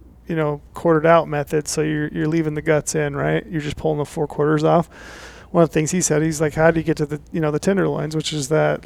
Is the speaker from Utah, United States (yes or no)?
yes; Utah, United States; growing up in Utah, we did a lot of, you know, over-the-counter spike hunting